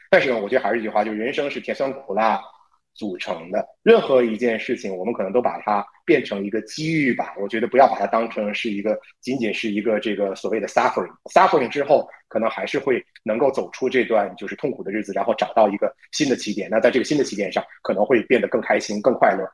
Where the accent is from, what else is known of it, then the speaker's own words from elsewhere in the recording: China; 我们中国人